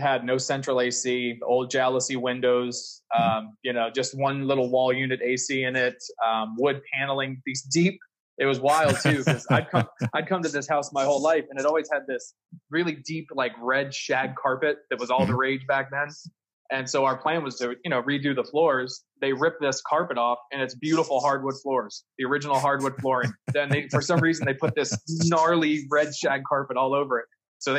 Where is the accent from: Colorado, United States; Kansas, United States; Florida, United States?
Florida, United States; Native Floridian. In fact, both sides go back to the early 1900s. My dad's side came to Miami Beach in about 1904. Mom's side to Deerfield Beach in the early 1900s, 1903